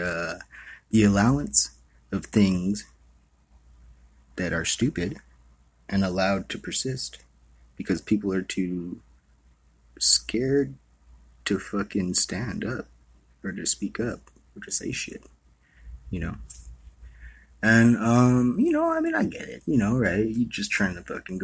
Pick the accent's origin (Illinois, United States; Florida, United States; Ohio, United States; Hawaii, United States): Hawaii, United States; I was born and raised in Hawaii.